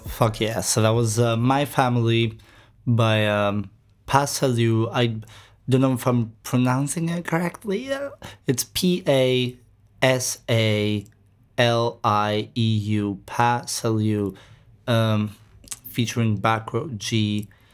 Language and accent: English; Greece; we're from Greece